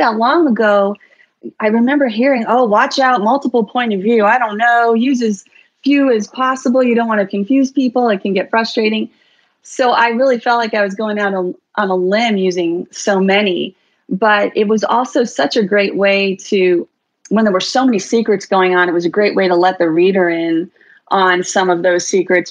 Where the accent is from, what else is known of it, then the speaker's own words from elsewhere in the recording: New York City, New York, United States; also born or lived in Bronx, New York; now in Bend, Oregon, United States; I was born in the Bronx, but grew up for the most part on the Upper East Side